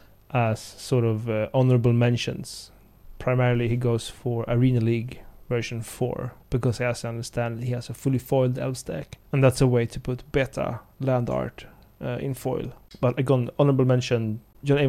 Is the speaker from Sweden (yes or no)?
yes; Sweden; growing up in Sweden